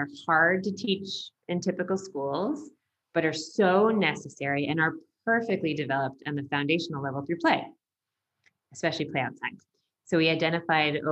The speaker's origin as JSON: {"language": "English", "country": "United States", "said": "I'm from the United States"}